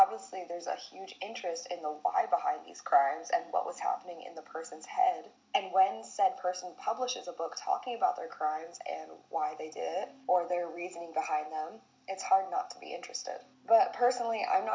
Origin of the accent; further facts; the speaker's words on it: United States; as an American